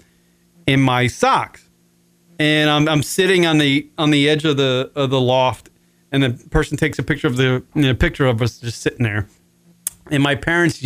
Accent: Wading River, New York, United States; Wading River, Long Island.

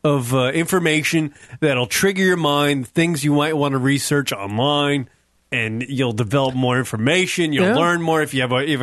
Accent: United States; I, as an American who's very spoiled with his TV watching

